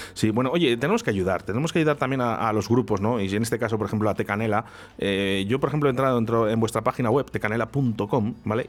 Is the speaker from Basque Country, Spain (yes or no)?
yes; San Sebastián, Basque Country, Spain; estáis en Donosti, en mi tierra